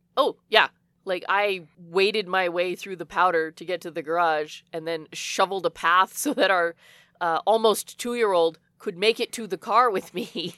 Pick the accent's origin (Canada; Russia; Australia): Canada; we're Canadian